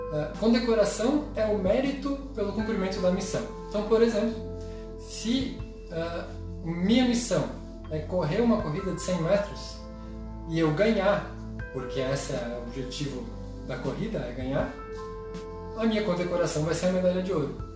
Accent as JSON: {"language": "Portuguese", "country": "Brazil"}